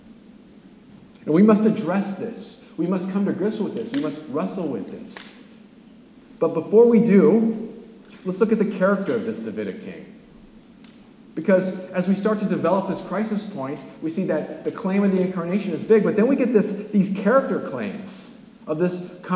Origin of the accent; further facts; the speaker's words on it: California, United States; I'm from California